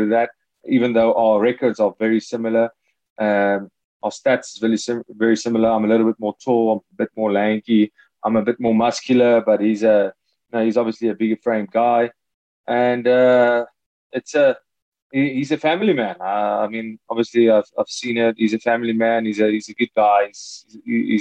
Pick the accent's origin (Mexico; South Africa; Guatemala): South Africa; Hartbeespoort, Gauteng; also born or lived in Free State, South Africa; I'm from the Free State, born in the Free State, and then moved to Gauteng in Hartbeespoort Dam. That's where I'm from